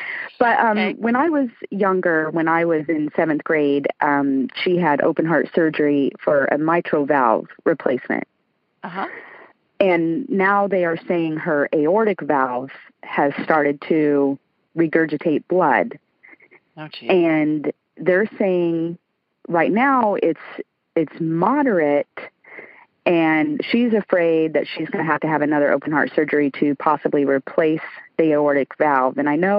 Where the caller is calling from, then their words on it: Lakeland, Florida, United States; Lakeland, Florida.